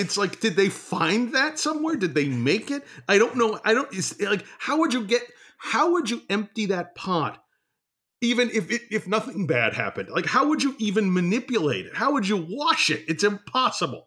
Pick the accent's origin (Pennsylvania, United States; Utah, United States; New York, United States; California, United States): New York, United States; the New York area, United States; we grew up in the New York area